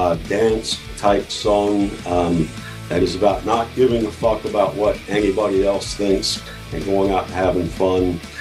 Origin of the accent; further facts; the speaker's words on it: Rapid City, South Dakota, United States; also born or lived in Southern California; now in Texas, United States; Originally, Rapid City, South Dakota.